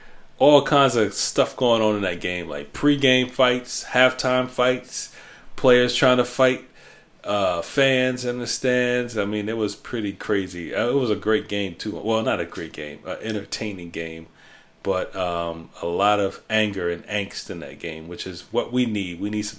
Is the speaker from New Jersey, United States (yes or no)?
yes; New Jersey, United States; moved away; everybody knows I'm from Jersey